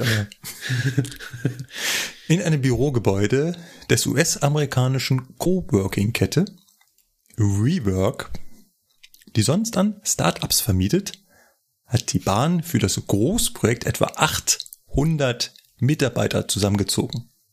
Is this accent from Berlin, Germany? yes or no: yes; Berlin, Germany; now in Munich, Germany; bin ich Berliner und Wahlmünchner